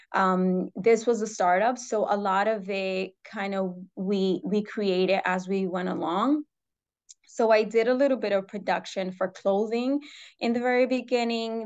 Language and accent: English; New York City, New York, United States; I was born and raised in New York City